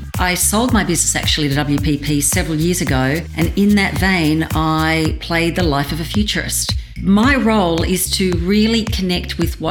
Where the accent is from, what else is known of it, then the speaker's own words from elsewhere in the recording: Australia; I've never been more proud of being an Australian than right now.